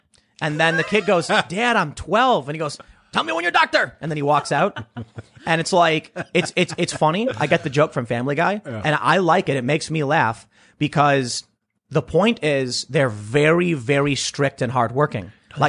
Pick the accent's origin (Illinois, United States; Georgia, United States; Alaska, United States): Illinois, United States; Chicago; Growing up on the South Side of Chicago, we have there's a word you've probably heard. Hustling.